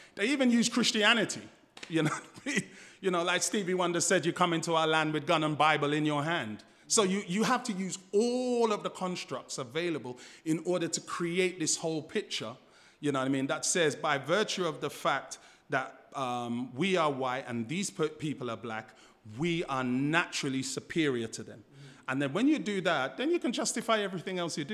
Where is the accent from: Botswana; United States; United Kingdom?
United Kingdom; London; moved away as an adult; now in Australia; I grew up in Fulham, um, just around the corner from Chelsea Football Ground.